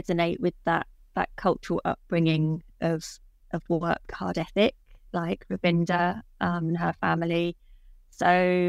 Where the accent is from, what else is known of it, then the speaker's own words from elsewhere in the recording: United Kingdom; I describe myself as a British, Mauritian, Indian.